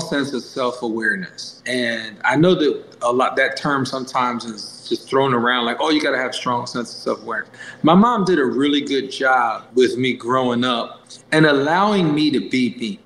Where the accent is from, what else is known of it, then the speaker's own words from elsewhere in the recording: Lancaster County, Pennsylvania, United States; My school's right outside of Philadelphia, but I live about an hour and 20 minutes from Philly. I live in Lancaster County